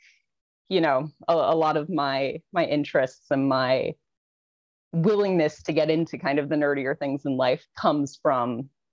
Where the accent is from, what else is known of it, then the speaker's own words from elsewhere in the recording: New Jersey, United States; I was born and raised in New Jersey.